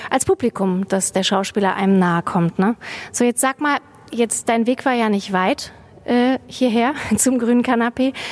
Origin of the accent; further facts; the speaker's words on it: Kassel, Hesse, Germany; now in Bochum, Germany; ich ja auch, jetzt, jetzt, jetzt lösen wir es auf. Zwei Kassler in Bochum.